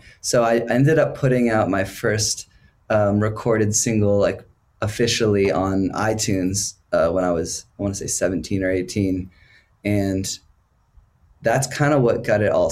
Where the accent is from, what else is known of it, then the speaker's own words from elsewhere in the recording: Portland, Maine, United States; moved away as an adult; also born or lived in Chicago; I moved to Chicago after I left my hometown in Maine, Portland, Maine